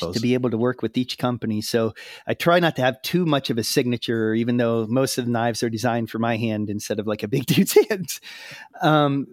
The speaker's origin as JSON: {"language": "English", "country": "United States", "said": "I'm American"}